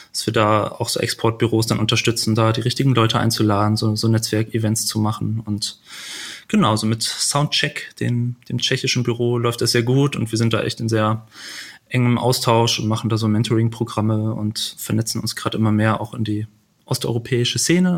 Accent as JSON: {"language": "German", "town": "Büren", "region": "North Rhine-Westphalia", "country": "Germany", "tie": "born or raised there", "also_born_or_lived": "Lüneburg", "moved": "as an adult", "lives_now": "Hamburg, Germany", "said": "geboren in Büren"}